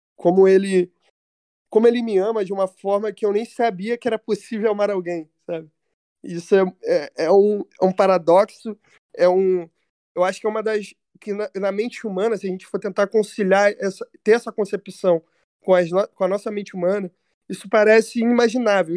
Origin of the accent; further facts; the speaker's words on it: São Gonçalo, Rio de Janeiro, Brazil; eu sou de São Gonçalo, do Rio de Janeiro